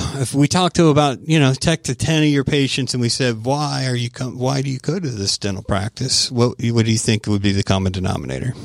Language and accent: English; Tampa, Florida, United States; now in Georgia, United States; originally from Tampa, Florida